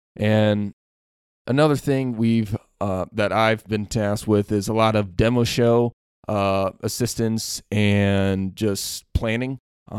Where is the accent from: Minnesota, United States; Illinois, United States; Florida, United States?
Illinois, United States; So I'm actually from Central Illinois, so I'm not from around here, actually. So I grew up on a small family farm, both grain and livestock. So I had corn, beans, like your simple Midwest farmer.